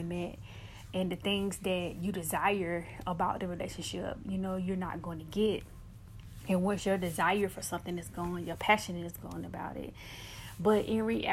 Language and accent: English; United States; I am from the States, so I represent the States